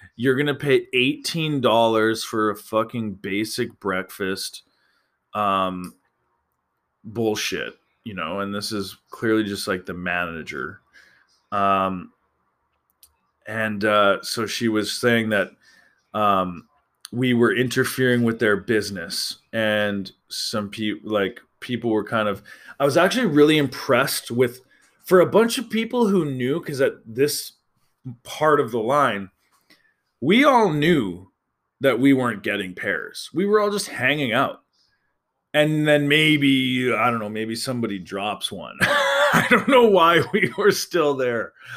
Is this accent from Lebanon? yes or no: no; Alberta, Canada; I'm from Alberta